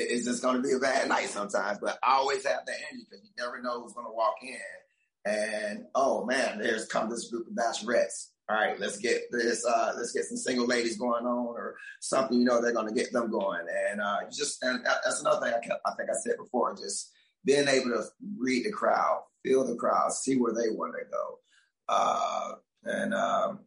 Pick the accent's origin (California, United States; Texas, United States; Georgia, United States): Georgia, United States; moved away as an adult; also born or lived in San Diego; now in Key West, United States; I'm from Georgia